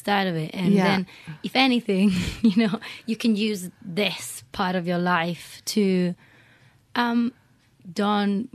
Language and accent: English; Italy; English is a second language; moved away as an adult; also born or lived in Berlin, Germany / London, United Kingdom / Glasgow, United Kingdom; now in United Kingdom; I was born in Italy, which is a very Catholic country